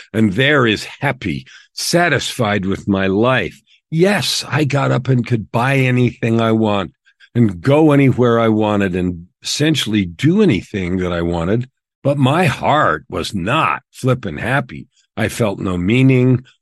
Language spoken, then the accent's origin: English; San Francisco Bay Area, California, United States; also born or lived in Phoenix, Arizona; now in Edmonton, Canada; We grew up in the San Francisco Bay Area in the years of the hippies